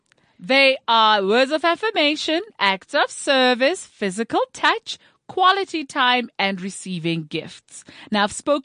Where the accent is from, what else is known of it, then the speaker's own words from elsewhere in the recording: South Africa; it speaks to how we see ourselves as South African.